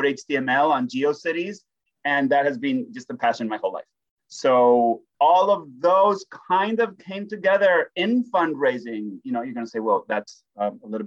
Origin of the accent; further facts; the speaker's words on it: Spain; also born or lived in Groningen, Netherlands; now in Allentown, United States; when I was growing up in Spain